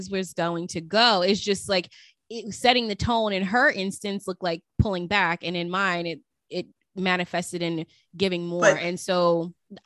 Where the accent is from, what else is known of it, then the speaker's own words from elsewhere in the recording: Las Vegas, Nevada, United States; we grew up in Las Vegas